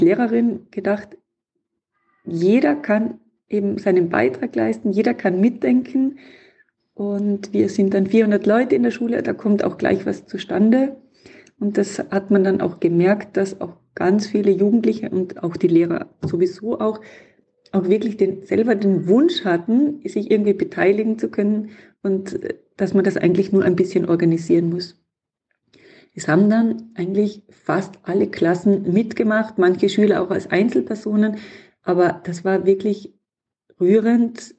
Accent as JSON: {"language": "German", "region": "Tyrol", "country": "Austria", "tie": "born or raised there", "said": "in meiner Heimatregion in Tirol"}